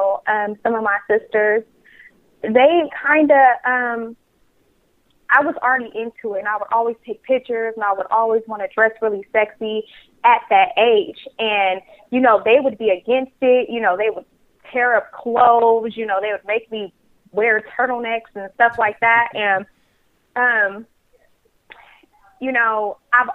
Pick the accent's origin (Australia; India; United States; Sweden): United States; Hayward, California; also born or lived in Oakland, California; I am born in Oakland, raised in Hayward, California. So I am a Bay native